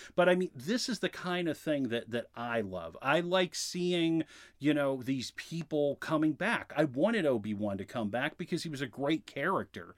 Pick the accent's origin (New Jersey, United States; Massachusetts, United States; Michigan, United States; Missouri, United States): Massachusetts, United States; I grew up in Massachusetts